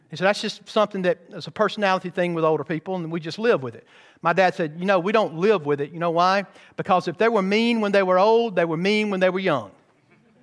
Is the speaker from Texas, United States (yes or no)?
no; Bowman Baptist Church, Georgia, United States; growing up in Bowman Baptist Church